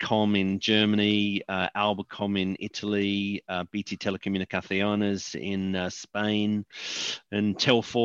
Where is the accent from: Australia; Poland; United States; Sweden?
Australia; moved away; also born or lived in United Kingdom; I'm not from the UK, I'm from Australia